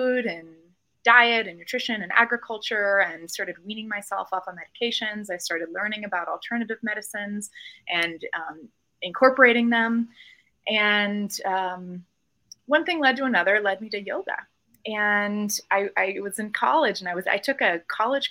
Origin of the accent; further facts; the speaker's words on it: Colorado Springs and Denver, United States; moved away as an adult; also born or lived in Los Angeles; I was born and raised in Colorado Springs and Denver, and I've actually lived away for the last 15 years and just moved home about 4 or 5 months ago.